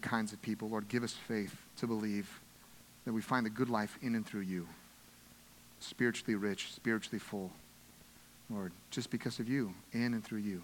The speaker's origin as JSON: {"language": "English", "country": "United States", "said": "as American Christians"}